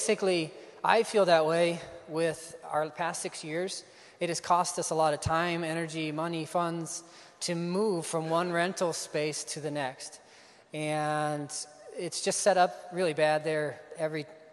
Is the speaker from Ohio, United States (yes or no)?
yes; Ohio, United States; moved away as an adult; also born or lived in Iowa; I grew up in Ohio. Grew up on a farm and came here to Iowa 2005